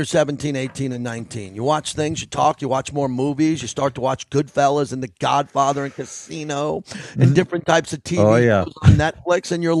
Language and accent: English; New York, United States; as a New Yorker